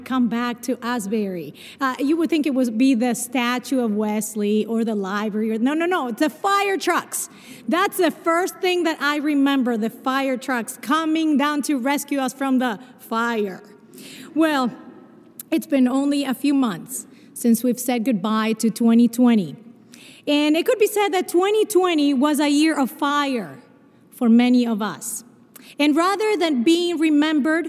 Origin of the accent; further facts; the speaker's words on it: Argentina; accent: a mix of Spanish and Portuguese; English is a second language; moved away; also born or lived in Brazil; I was born in Brazil, but I grew up in Argentina. And so my accent is a mix of Spanish and Portuguese